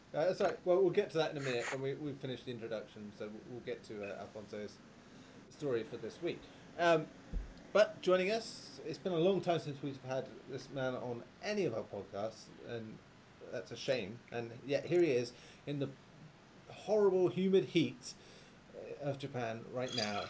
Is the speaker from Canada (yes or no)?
no; England, United Kingdom; Being English